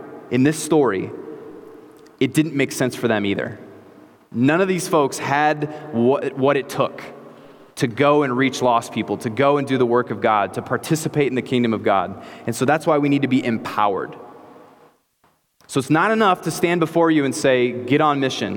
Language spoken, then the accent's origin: English; Clinton, United States; moved away as an adult; I came to Clinton with my family. I grew up here, but we moved back here to plant this church